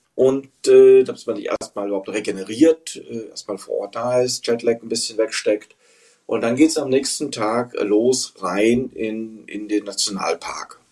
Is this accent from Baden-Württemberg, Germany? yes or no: no; Frankfurt, Hesse, Germany; moved away; Ich bin in Frankfurt, äh, Hessen geboren und äh, in der Peripherie aufgewachsen